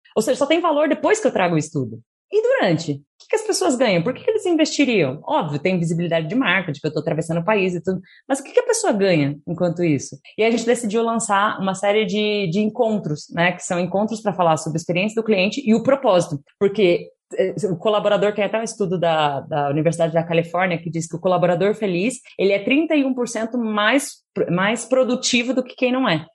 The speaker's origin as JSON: {"language": "Portuguese", "town": "Curitiba", "region": "Paraná", "country": "Brazil", "tie": "born or raised there", "moved": "as an adult", "lives_now": "São Paulo, Brazil", "said": "Eu nasci no, no, em Curitiba, né? Então, nessa época, eu morava com os meus avós"}